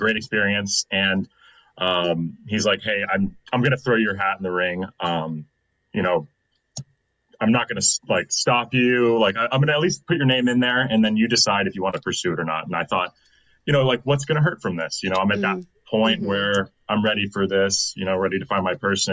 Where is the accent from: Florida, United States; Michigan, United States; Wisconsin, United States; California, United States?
California, United States; Anaheim; now in Austin, United States; I'm originally from California, Anaheim Hills